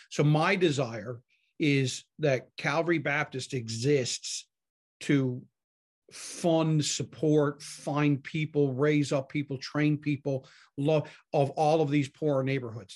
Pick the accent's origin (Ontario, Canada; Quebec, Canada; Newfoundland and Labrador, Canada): Newfoundland and Labrador, Canada